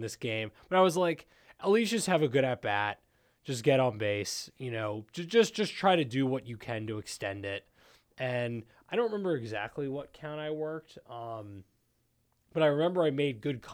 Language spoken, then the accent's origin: English; Silver Spring, Maryland, United States; I'm from Silver Spring